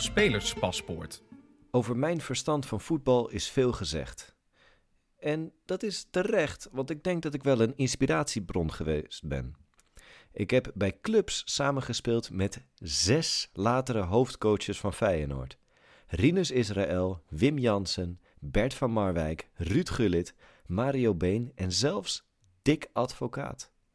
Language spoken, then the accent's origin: Dutch; Almere, Flevoland, Netherlands; moved away; ik kom uit Almere. Ik ben daar eh, geboren en getogen.